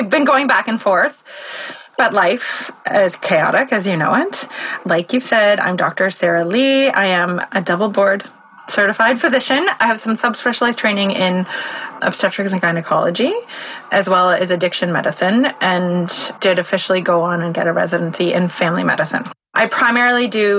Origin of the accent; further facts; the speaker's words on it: Prince Edward Island, Canada; now in Victoria, Canada; I'm from PEI and I grew up there